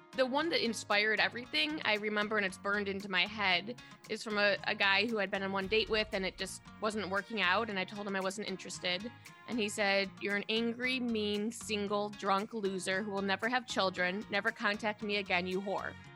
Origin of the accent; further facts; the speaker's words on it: Detroit, Michigan, United States; moved away as an adult; also born or lived in New York; I moved home to Detroit from New York about ten years ago